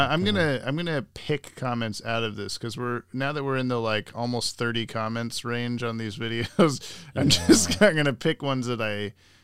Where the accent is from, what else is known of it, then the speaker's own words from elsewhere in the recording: Oregon, United States; Yes, I am from Big Bess, Oregon, as far as I know, which is weird because not many people online are.